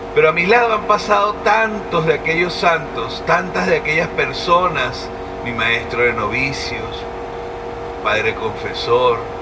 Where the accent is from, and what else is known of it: Venezuela